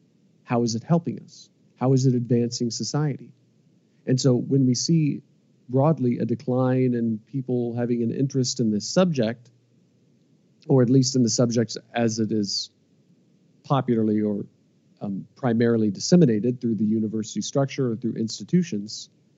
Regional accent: Midwest, United States; you know, we're both from the Midwest. Like we're both Americans from the Midwest who are INTJs and who have philosophy-inspired podcasts.

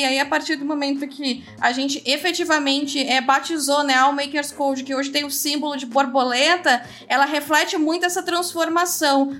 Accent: interior of Rio Grande do Sul, Brazil; cidades do interior, que é de onde eu venho lá do Grande do Sul

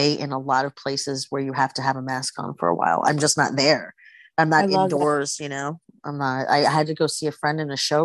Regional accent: New York City, New York, United States; accent: Queens; living and growing up in New York City

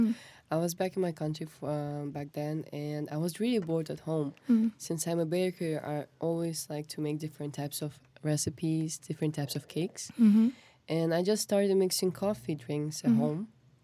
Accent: Kazakhstan; moved away as an adult; now in Seoul, South Korea; I'm from Kazakhstan, and I've been living in Korea for around 3 years

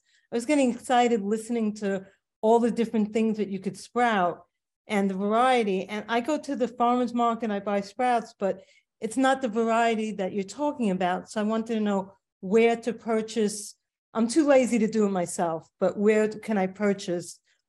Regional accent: Long Beach, New York, United States; I'm from Long Beach, New York.

